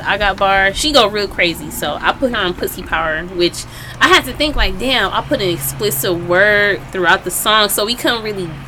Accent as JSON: {"language": "English", "town": "Milwaukee", "region": "Wisconsin", "country": "United States", "said": "I'm from Milwaukee"}